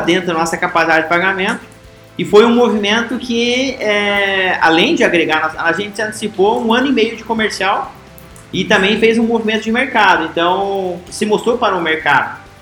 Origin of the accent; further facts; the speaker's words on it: Realeza, Paraná, Brazil; moved away as an adult; uma cidadezinha como Realeza, onde minha terra natal aí, que é uma pequena cidade, é, hoje de 15 mil habitantes